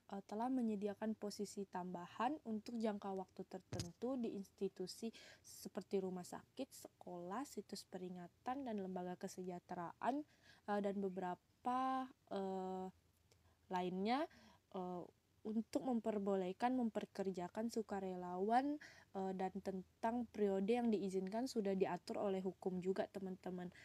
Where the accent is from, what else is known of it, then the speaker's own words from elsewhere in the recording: Pontianak, West Kalimantan, Indonesia; perkenalkan … asalku dari Pontianak, Kalimantan Barat, Indonesia.